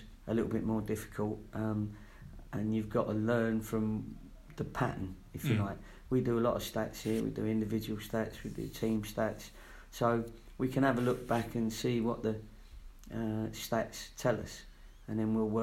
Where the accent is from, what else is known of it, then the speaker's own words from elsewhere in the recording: London, United Kingdom; also born or lived in Watford / Latvia / Yeovil; now in Bristol, United Kingdom; I was born in Fulham, so I wasn't a million miles away from Watford